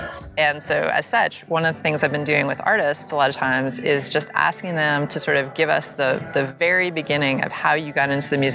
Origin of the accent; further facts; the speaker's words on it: New York City, New York, United States; I grew up in New York City.